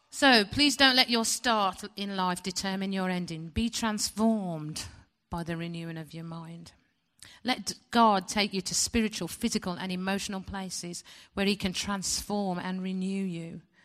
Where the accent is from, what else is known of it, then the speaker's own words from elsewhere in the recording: West Bromwich, West Midlands, United Kingdom; I was born in West Bromwich Hospital in nineteen sixty